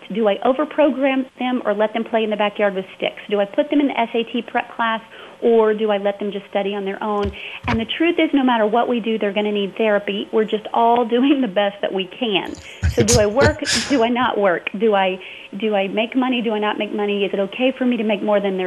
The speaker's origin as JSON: {"language": "English", "region": "the South", "country": "United States", "tie": "born or raised there", "said": "I was raised in the South, first of all, very evangelical background"}